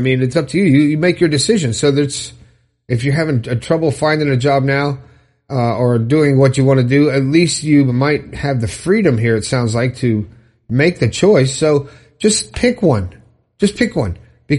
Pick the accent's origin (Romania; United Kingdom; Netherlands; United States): Romania; now in Isle of Man; I am from Romania, but I recently moved to the Isle of Man, to be close to my sisters and friends, and I'm very happy to be here.